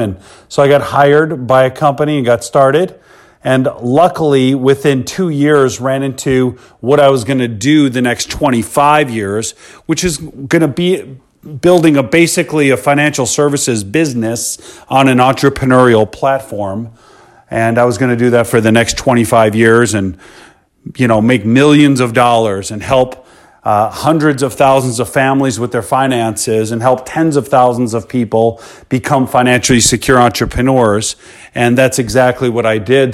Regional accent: Chicago, Illinois, United States; I grew up in Chicago, Illinois, born in nineteen seventy into the South Suburbs.

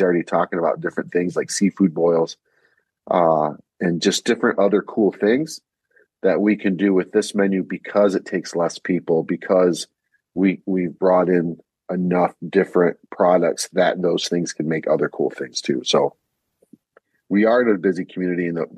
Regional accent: Ohio, United States; now in Grand Rapids, United States; I'm from Ohio. You know, and when you're from Ohio, what you get as a Puerto Rican is going to be very different than a Puerto Rican from Puerto Rico.

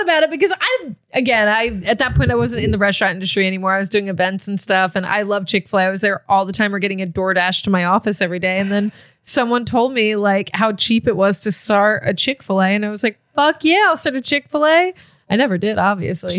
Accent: Cape May County, New Jersey, United States; growing up in Cape May County

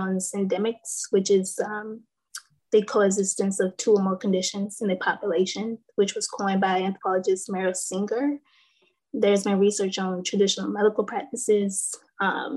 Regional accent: North Carolina, United States; I'm from North Carolina

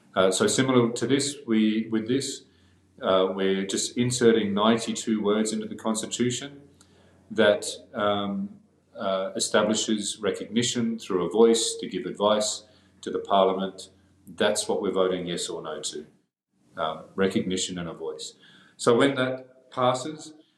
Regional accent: Darwin, Northern Territory, Australia; I, I grew up on Larrakia country in Darwin. That's where I live and uh, continue to live.

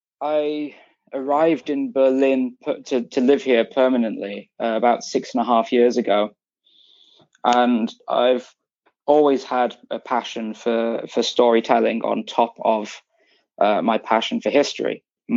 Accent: England, United Kingdom; No, I'm English. I grew up in England

